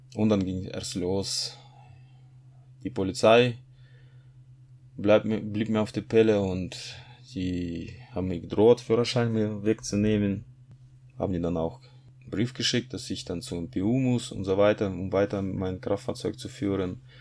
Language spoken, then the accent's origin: German; Kazakhstan; moved away as an adult; now in Germany; Ich bin 1981 geboren. in Kasachstan in nichtchristliche Familie